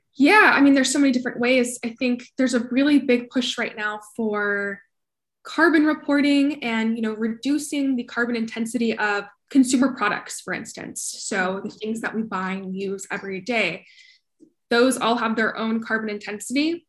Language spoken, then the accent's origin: English; Colorado, United States; now in Austin, United States; I grew up in Colorado